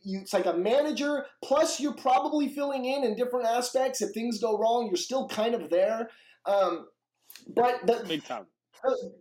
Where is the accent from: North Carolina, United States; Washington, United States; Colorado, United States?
Washington, United States; I'm from Washington.